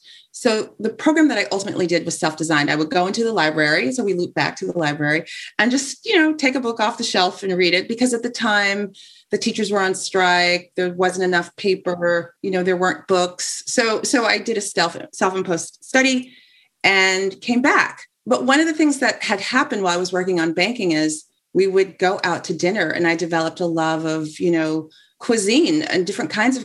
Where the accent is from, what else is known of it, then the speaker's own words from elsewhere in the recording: Los Angeles, California, United States; now in New York, United States; I am from Los Angeles